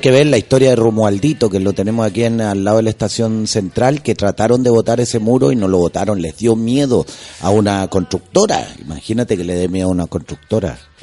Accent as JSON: {"language": "Spanish", "town": "Quintero", "region": "Valparaíso", "country": "Chile", "tie": "born or raised there", "also_born_or_lived": "Chuquicamata", "said": "yo vengo del B14 de Quintero, de mis compadres de allá, que otros son pescadores"}